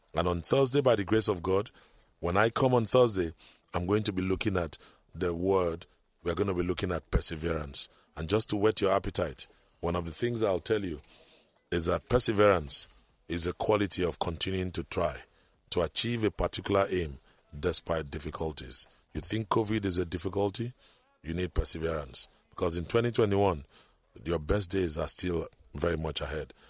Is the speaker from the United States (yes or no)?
no; Akwa Ibom, Nigeria; now in Lagos, Nigeria; I come from Akwaibom.